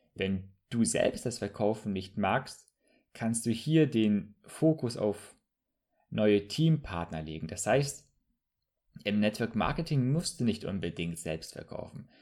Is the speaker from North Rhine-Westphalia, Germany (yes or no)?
no; Bremerhaven, Bremen, Germany; moved away as an adult; also born or lived in southern Germany; now in Hamburg, Germany; ich komme ursprünglich aus Bremerhaven, habe dann für drei Jahre im Süden studiert und jetzt lebe ich im schönen Hamburg.